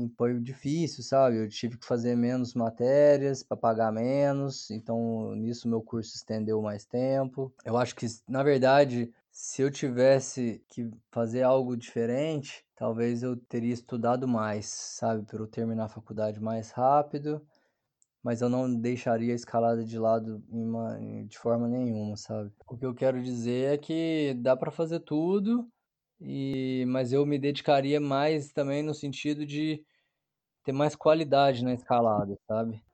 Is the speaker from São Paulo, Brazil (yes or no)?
no; Uberlândia, Minas Gerais, Brazil; Nasci em Uberlândia